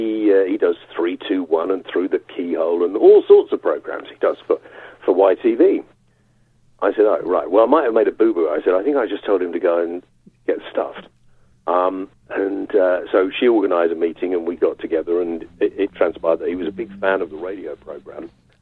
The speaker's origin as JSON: {"language": "English", "region": "London", "country": "United Kingdom", "also_born_or_lived": "Yorkshire / North East England", "moved": "as an adult", "said": "Although I am a Londoner who is half Welsh on my mother's side, and my mother always said that means you're Welsh. I moved to Yorkshire from London. I moved to the northeast from London for 3 months and stayed for about 25 years"}